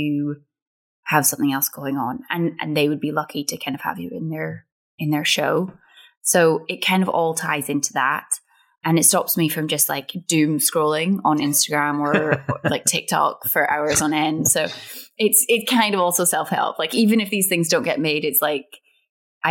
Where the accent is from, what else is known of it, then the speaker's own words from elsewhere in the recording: Scotland, United Kingdom; we grew up on Irvin Welsh, and like getting to kind of be in one of his shows, it felt like I'd ticked a massive kind of Scottish box